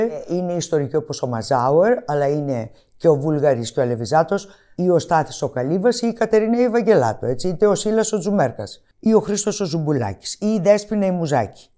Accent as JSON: {"language": "Greek", "country": "Greece", "said": "εμείς οι Έλληνες"}